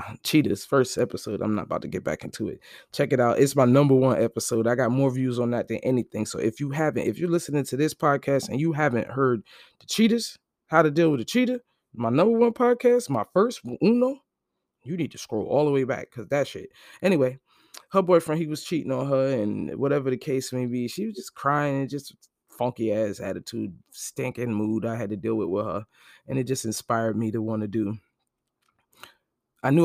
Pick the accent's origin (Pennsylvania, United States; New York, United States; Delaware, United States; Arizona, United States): New York, United States; Brooklyn; Then I'm actually from Brooklyn. Brooklyn born.